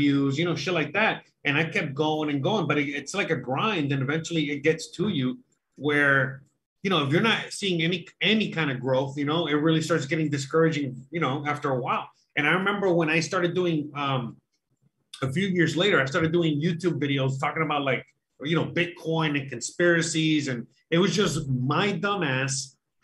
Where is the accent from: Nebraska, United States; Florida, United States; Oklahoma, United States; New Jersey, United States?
Florida, United States; I'm from Florida